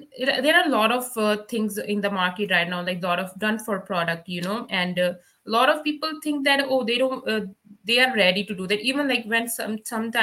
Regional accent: Punjab, India; English is a second language; moved away as an adult; now in Canada; back home in India

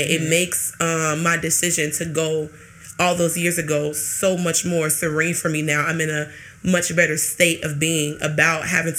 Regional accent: Jamaica; I hate to say this arrogantly, but I'm a Jamaican woman.

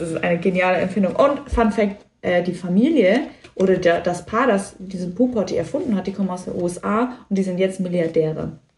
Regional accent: Lower Franconia, Bavaria, Germany; moved away as an adult; ich bin auf dem Dorf aufgewachsen

